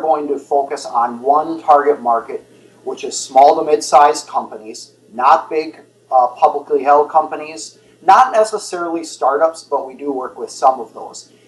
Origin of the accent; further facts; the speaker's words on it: Twin Cities area, Minnesota, United States; I grew up in the Twin Cities area.